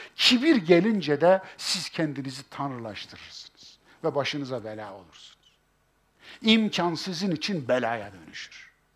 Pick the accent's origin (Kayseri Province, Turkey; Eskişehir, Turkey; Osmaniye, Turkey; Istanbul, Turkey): Kayseri Province, Turkey; bizim Kayseri İpek yolunun üzerindedir